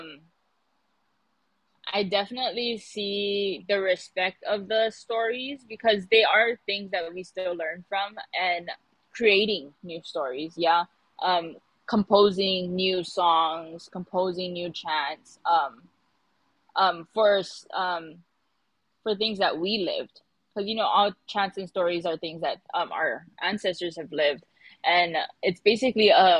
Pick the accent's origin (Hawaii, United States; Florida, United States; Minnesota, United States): Hawaii, United States